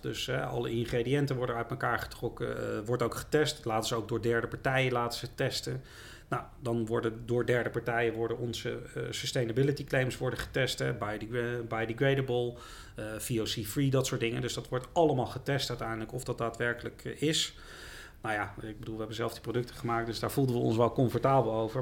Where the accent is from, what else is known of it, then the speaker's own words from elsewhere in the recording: The Hague, South Holland, Netherlands; Ik ben wel een echte Haagse jongen